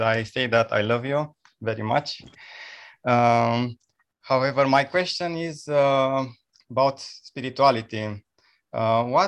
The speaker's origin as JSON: {"language": "English", "country": "Romania", "said": "I'm from Romania."}